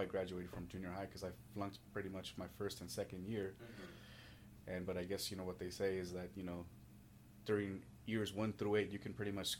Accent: Los Angeles, California, United States; I'm originally from Southern California by way of Los Angeles, from immigrant parents

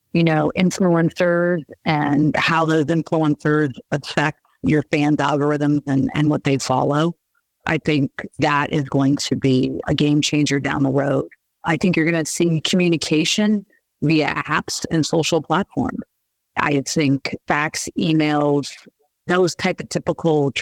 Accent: Bay Area, California, United States; moved away; I grew up in the Bay Area

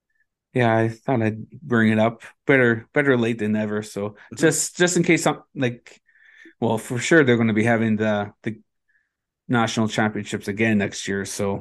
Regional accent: Ontario, Canada; well, I'm from Treaty 9, you're from Treaty 3

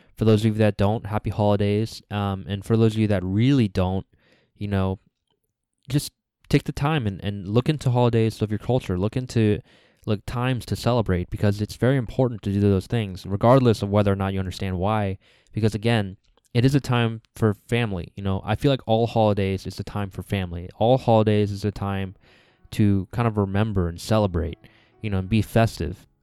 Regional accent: United States; the second generations like me, the people that are born here like me

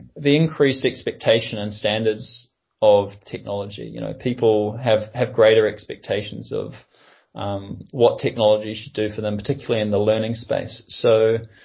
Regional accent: New Zealand; I'm a New Zealander

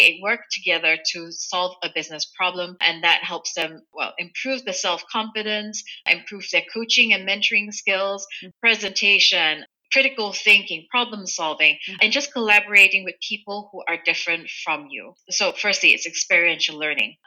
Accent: Kuala Lumpur, Malaysia; now in Germany; I grew up in Malaysia, in Kuala Lumpur, so bilingual when I was growing up, Malay and English.

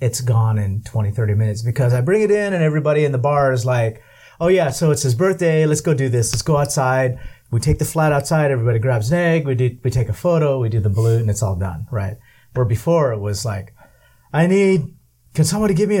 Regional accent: Southern California, United States; first language English; also born or lived in Manila, Philippines; I was born in the Philippines but raised in California. So it's weird for me because I'm Californian

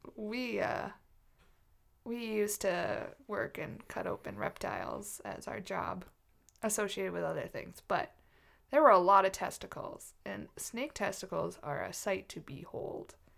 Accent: United States; I'm American

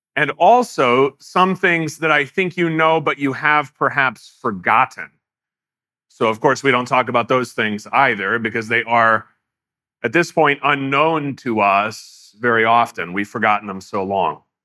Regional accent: United States; as American Christians

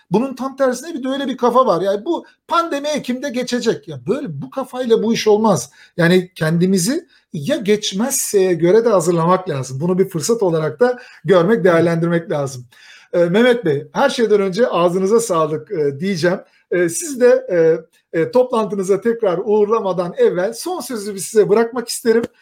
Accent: Kayseri, Kayseri Province, Turkey; Bir Kayserili olarak

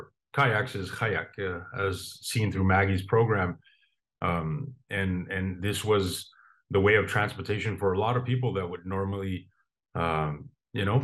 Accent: Puvirnituq, Quebec, Canada; my hometown of Povilintuk, which is in Nunavik, the northern part of Canada.

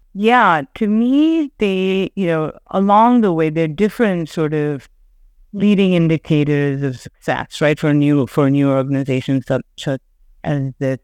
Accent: Chennai, Tamil Nadu, India; moved away as an adult; also born or lived in Sri Lanka; now in New York, United States; I grew up living in Chennai in India, but I spent all my summers in New York

